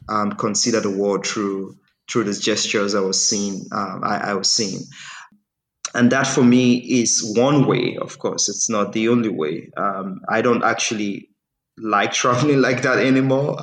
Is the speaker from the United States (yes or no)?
no; Nigeria; first language English; I'm Nigerian